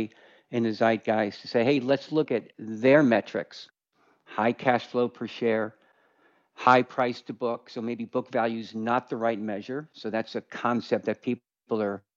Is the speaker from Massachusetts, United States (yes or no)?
no; Westchester County, New York, United States; I grew up in Westchester County, New York